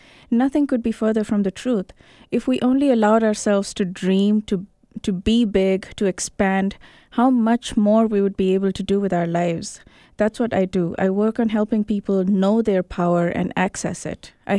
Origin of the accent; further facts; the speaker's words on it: Kenya; also born or lived in India / Botswana; I was born in India, but I was 6 months when I went to Africa. So I grew up in Kenya and Botswana, and I completed my high school there.